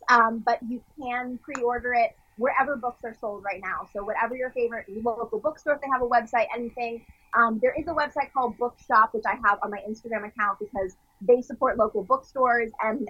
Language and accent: English; Westport, Connecticut, United States; now in Los Angeles, United States; there's a sushi place in my hometown of Connecticut